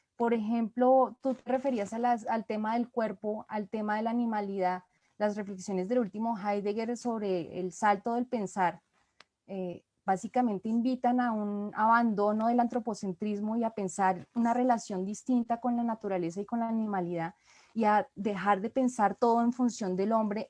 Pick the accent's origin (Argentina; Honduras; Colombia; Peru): Colombia; como colombiana